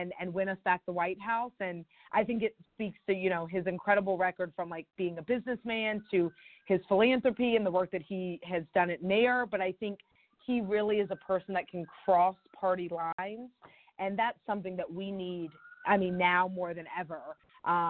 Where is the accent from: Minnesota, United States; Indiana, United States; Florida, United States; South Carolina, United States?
South Carolina, United States; I'm originally from South Carolina, and, you know, grew up in a primary state